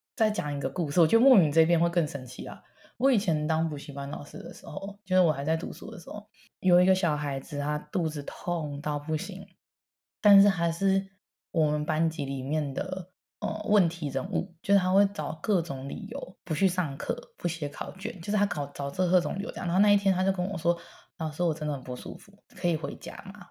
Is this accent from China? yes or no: no; Taiwan; moved away; 毕竟我也是在台湾土生土长的人